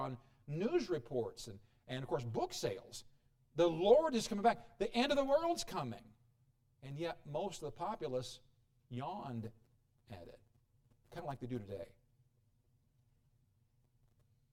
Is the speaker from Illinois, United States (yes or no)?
yes; Illinois, United States; moved away; I come from Illinois.